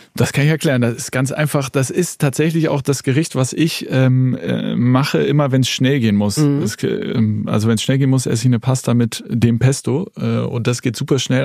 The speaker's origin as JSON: {"language": "German", "region": "Hamburg", "country": "Germany", "tie": "born or raised there", "said": "bin ich sozusagen äh, aufgewachsen in Hamburg."}